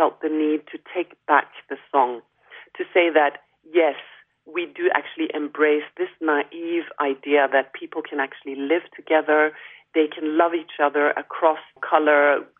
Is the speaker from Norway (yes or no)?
yes; Norway; Growing up in Norway as an African Norwegian